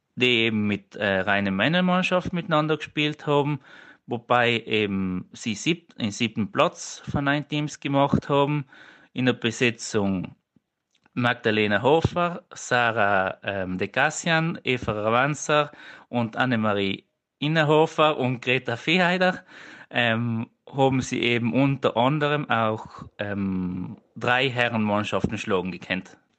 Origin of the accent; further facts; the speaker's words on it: Innichen, Trentino-Alto Adige, Italy; ich komme aus Innichen